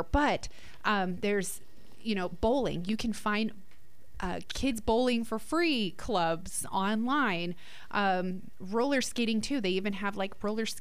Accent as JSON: {"language": "English", "region": "New Jersey", "country": "United States", "tie": "born or raised there", "said": "We didn't really have a pool growing up in Jersey"}